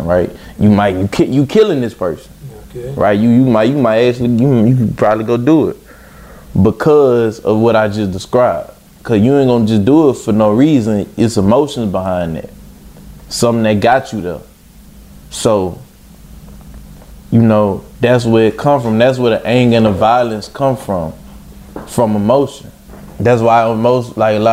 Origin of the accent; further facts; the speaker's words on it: Baton Rouge, Louisiana, United States; I'm from Baton Rouge, Louisiana